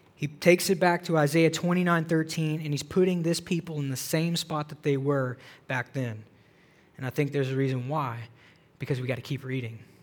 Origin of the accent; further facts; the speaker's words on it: the South, United States; moved away; I grew up in the South